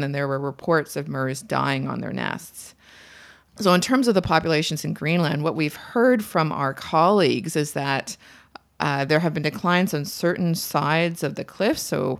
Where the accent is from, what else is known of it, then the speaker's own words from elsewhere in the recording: Markham, Ontario, Canada; So I'm from Markham, Ontario, and I spent most of my summers near Lake Simcoe.